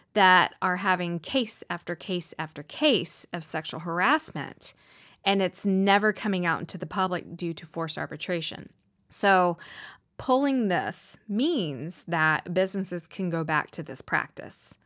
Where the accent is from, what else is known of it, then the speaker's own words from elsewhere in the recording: the Southern States, United States; growing up in the Southern States, um, you know, which is prime, you know, predominantly Republican